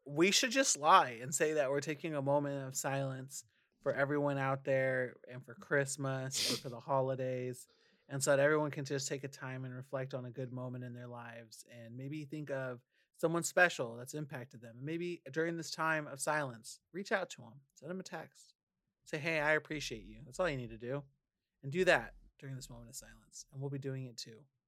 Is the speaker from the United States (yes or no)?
yes; California, United States; as a Californian